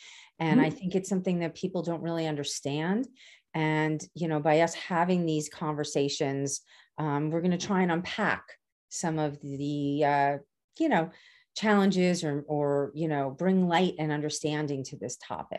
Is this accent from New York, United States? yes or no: yes; Canarsie, New York, United States; from Canarsie and I talk fast